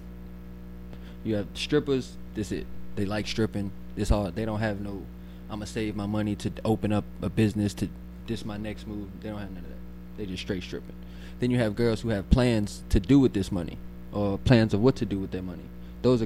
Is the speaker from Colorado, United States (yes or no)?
no; New Orleans, Louisiana, United States; I'm from New Orleans.